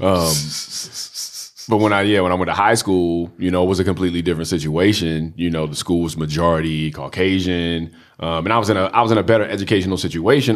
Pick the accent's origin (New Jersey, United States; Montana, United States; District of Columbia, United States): District of Columbia, United States; Washington; I grew up in Southeast D C. I went to D C public schools